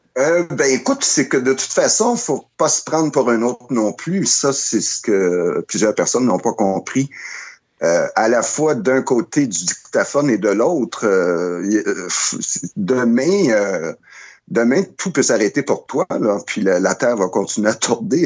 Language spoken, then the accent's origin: French; Montreal, Quebec, Canada; je suis un Montréalais de naissance et de, de, de, de, vie, mais depuis que j'habite ici